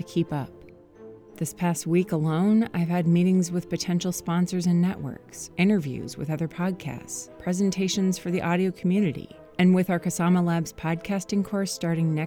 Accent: Minnesota, United States; moved away as an adult; now in California, United States; Growing up in Minnesota

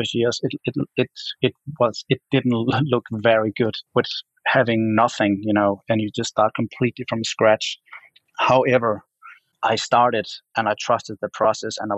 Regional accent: Denmark; moved away as an adult; now in Los Angeles, United States; I only had like 1 year back in my home country, Denmark, doing my art

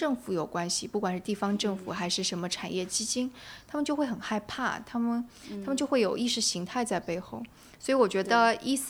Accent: China; 所以，因为我是从中国来的嘛，我有做科技记者

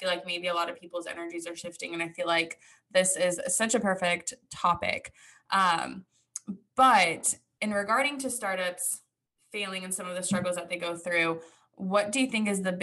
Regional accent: California, United States; moved away; I'm originally from California

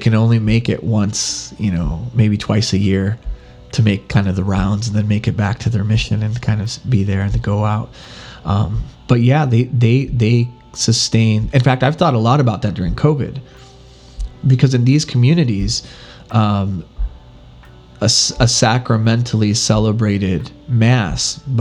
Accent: United States; now in Canada; I live in Canada and I'm from the U.S.

